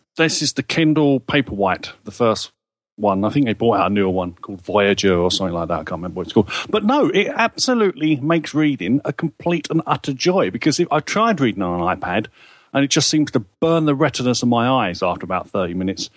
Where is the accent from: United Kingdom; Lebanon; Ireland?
United Kingdom; England; I'm an Englishman.